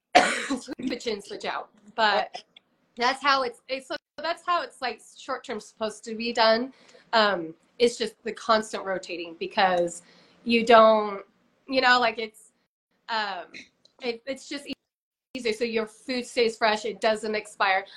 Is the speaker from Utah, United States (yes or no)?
yes; Utah, United States; I was born and raised here in Utah.